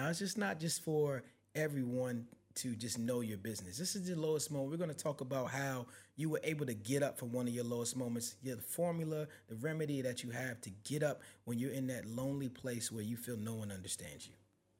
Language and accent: English; New York City, New York, United States; I'm from the Bronx, New York